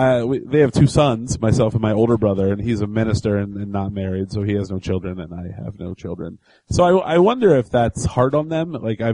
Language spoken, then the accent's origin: English; Indiana, United States; I'm from Indiana.